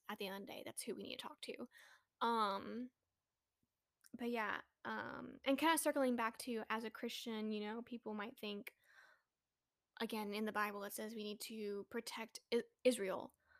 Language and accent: English; Philippines; even as a Filipino